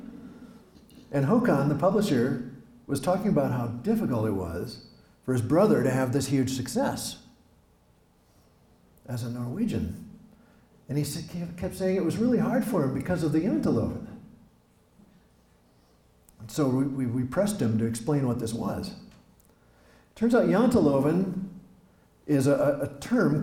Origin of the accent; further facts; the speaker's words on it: Osakis, Minnesota, United States; accent: Midwestern; I'm from here. I'm from Osakis, from West Central Minnesota. I write in a Midwestern voice